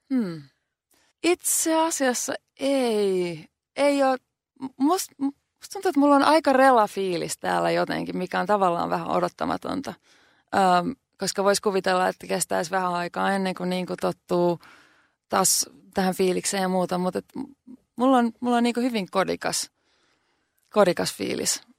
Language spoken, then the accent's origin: Finnish; Finland; now in New York, United States; mä oon Suomesta